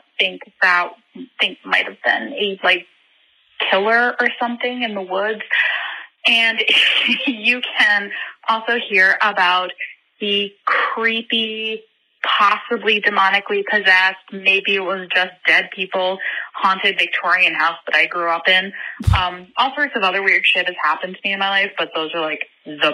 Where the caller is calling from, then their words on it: Ireland; I'm calling from Ireland.